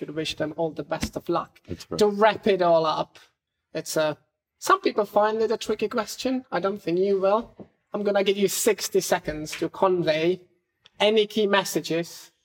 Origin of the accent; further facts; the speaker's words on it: Czechia; moved away; also born or lived in United Kingdom; my hometown in the Czech Republic plays host to the most difficult steeplechase race on the continent